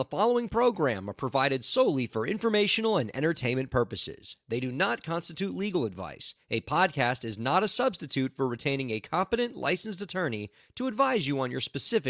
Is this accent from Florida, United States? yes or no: yes; Miami, Florida, United States; It is indeed still a sweltering hellscape in my hometown of Miami, Florida, where we do this show.